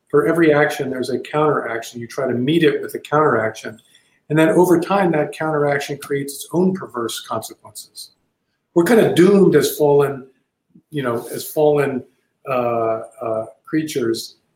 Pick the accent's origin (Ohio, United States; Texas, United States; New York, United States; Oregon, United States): Texas, United States; I happen to think that being a Texan and being being very proud of being a Texan is a noble, an ennobling thing, and not a perverting thing.